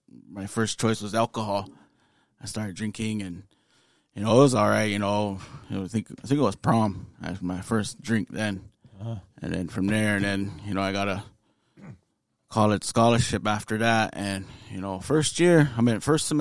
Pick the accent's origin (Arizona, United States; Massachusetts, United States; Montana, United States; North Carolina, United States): Montana, United States; Pryor; moved away as an adult; also born or lived in Bemidji, Minnesota; born and raised in Pryor, Montana.